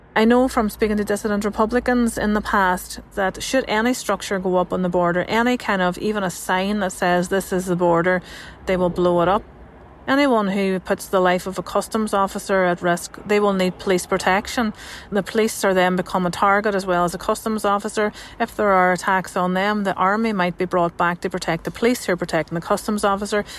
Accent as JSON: {"language": "English", "region": "Northern Ireland", "country": "United Kingdom", "said": "I'm a journalist from Northern Ireland."}